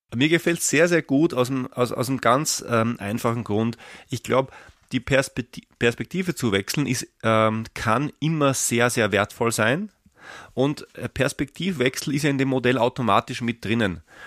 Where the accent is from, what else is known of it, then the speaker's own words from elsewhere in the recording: Austria; ich bin Österreicher